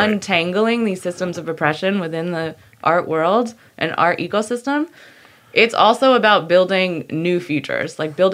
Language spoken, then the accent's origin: English; Connecticut, United States; In Connecticut